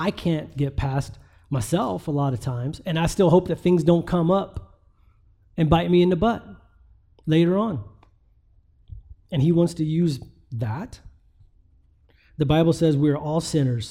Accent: West Virginia, United States; I'm from West Virginia

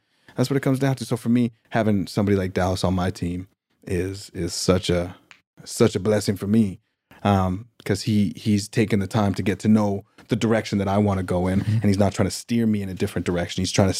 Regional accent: Saskatchewan, Canada; I had a friend of mine that I grew up with in Saskatchewan

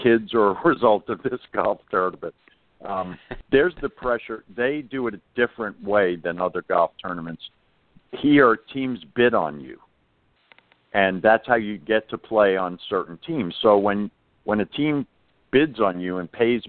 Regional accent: New York City, New York, United States; moved away; I was born in Far Rockaway, New York.

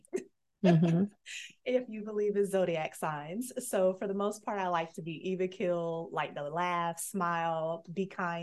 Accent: Destin, Florida, United States; I grew up near Destin, Florida

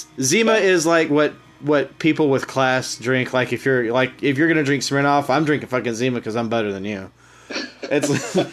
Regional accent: Memphis, Tennessee, United States; now in Louisville, United States; I'm from Memphis, Tennessee.

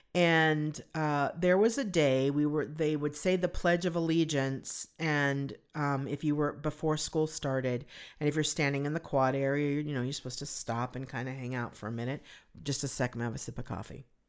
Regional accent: Southern California, United States; growing up in Southern California

